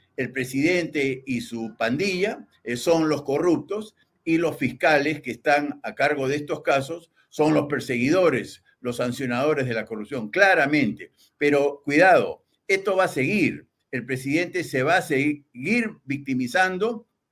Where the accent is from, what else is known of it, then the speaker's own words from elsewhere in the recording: Peru; somos Perú